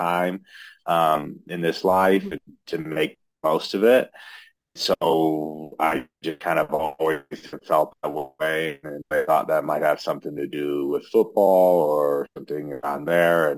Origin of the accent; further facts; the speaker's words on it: Lincoln, Nebraska, United States; moved away as an adult; now in Denver, United States; I'm originally from Lincoln, Nebraska